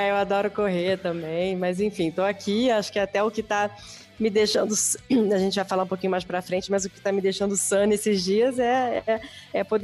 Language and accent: Portuguese; Rio de Janeiro, Brazil; now in São Paulo, Brazil; Estou em São Paulo. Sou, não sou daqui, sou do Rio, mas moro em São Paulo já há bastante tempo. Dizem meus amigos que eu até já perdi o, quase todo o sotaque.